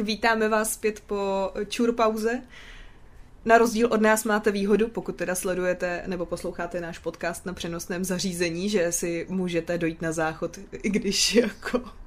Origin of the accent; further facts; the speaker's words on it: Prague, Czechia; já jsem Pražák, co má jako Brno rád